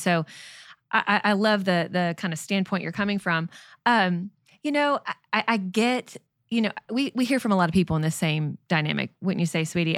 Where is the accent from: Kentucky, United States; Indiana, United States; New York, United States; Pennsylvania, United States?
Kentucky, United States; Lexington; I grew up in Lexington, Kentucky, home of the U K Wildcats